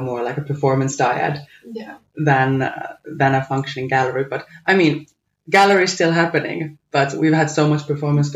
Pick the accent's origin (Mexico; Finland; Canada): Finland; now in Manchester, United Kingdom; from Finland, now living and working in Manchester